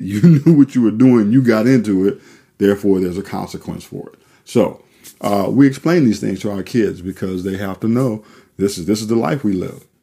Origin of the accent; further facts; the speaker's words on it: New Orleans, Louisiana, United States; moved away; we're originally from New Orleans, Louisiana